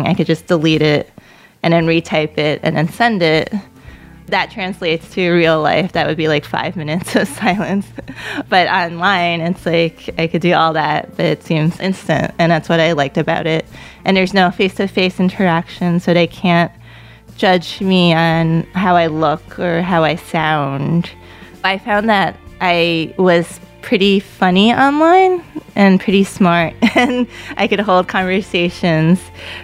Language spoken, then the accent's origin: English; New York City, New York, United States; first language Cantonese; English is a second language; I was born in Queens. My parents were from China. Growing up, they would speak to me in Cantonese because they knew that it was easy for me to pick up English just by growing up in the neighborhood